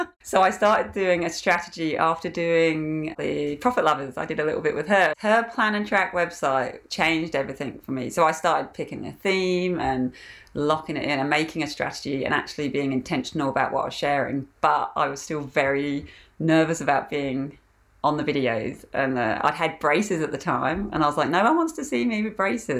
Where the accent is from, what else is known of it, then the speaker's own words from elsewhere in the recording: England, United Kingdom; now in Australia; So I'm from England originally, and I've been in Australia for 15 years now.